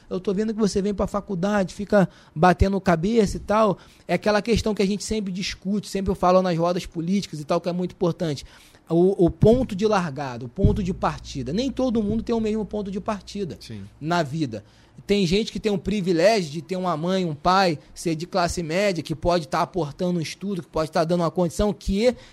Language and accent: Portuguese; Salvador, Bahia, Brazil; Eu sou de Salvador.